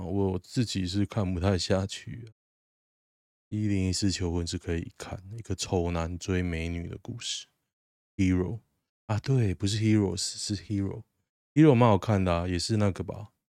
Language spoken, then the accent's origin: Chinese; Taoyuan, Taiwan; 离我老家超近的，离我外婆家大概五十公尺吧，就是那么近哦。我常常经过那边哦，真的很酷。我小学上课的路，必经之路